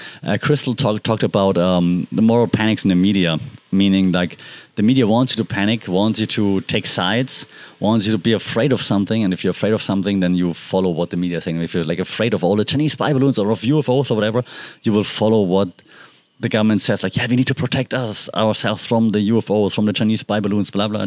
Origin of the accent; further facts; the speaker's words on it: Germany; moved away; I'm from Germany